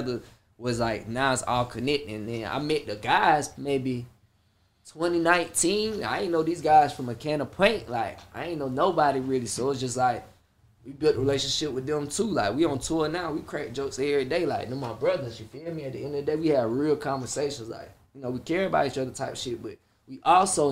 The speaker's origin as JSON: {"language": "English", "town": "Atlanta", "region": "Georgia", "country": "United States", "tie": "born or raised there", "also_born_or_lived": "Columbia, South Carolina", "said": "born in Atlanta."}